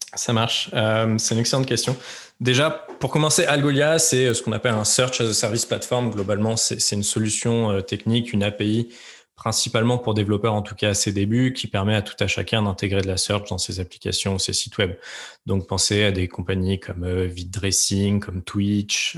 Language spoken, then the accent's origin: French; Lyon, Auvergne-Rhône-Alpes, France; moved away as an adult; also born or lived in Aix-en-Provence / Paris / San Francisco; j'ai grandi principalement à Lyon